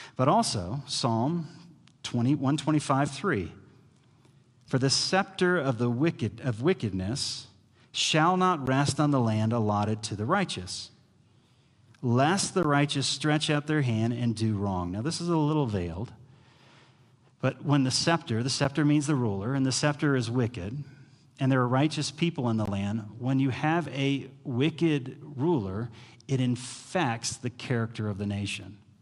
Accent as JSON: {"language": "English", "country": "United States", "said": "as an American"}